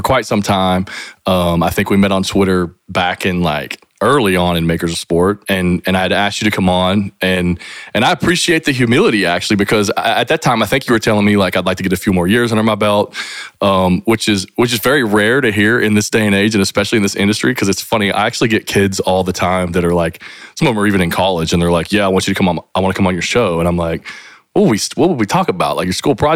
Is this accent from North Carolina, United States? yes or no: no; Appalachian Hills, Kentucky, United States; this mountain kid from down here in the Appalachian Hills